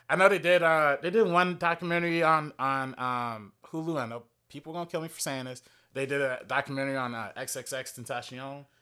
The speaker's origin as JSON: {"language": "English", "town": "Compton", "region": "California", "country": "United States", "tie": "born or raised there", "said": "I grew up in Compton"}